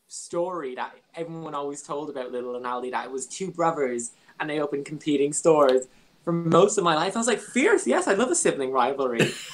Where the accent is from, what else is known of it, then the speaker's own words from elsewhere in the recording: Ireland; I'm Irish